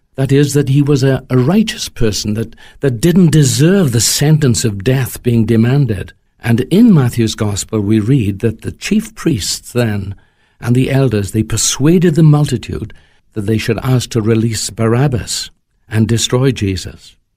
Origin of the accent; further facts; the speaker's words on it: Wales, United Kingdom; as a Welshman, may I say that we have our own language